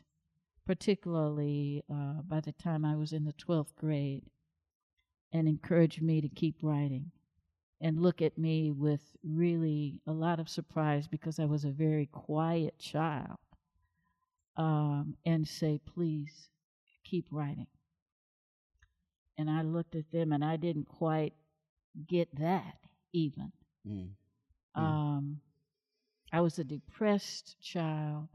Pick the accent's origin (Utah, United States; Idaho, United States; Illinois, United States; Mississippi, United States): Illinois, United States; Chicago; I was born and raised in Chicago, Illinois.